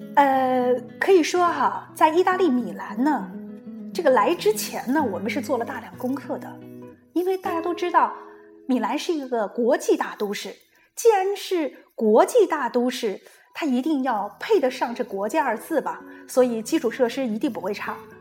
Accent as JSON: {"language": "Chinese", "country": "China", "also_born_or_lived": "Milan, Italy", "moved": "yes", "said": "我们中国人"}